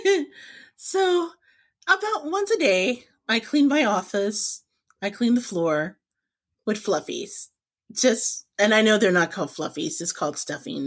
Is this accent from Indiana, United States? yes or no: yes; Indianapolis, Indiana, United States; growing up in Indiana